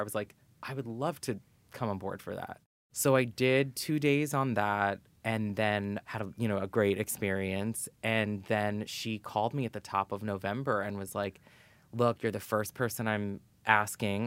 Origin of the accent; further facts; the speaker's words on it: New York City, New York, United States; I grew up in New York City, born and raised.